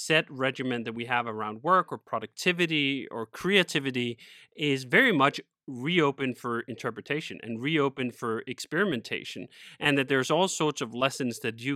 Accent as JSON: {"language": "English", "town": "Copenhagen", "region": "Capital Region of Denmark", "country": "Denmark", "tie": "born or raised there", "also_born_or_lived": "Spain", "moved": "as an adult", "said": "I grew up in Copenhagen, Denmark, and stayed there for about 25 years"}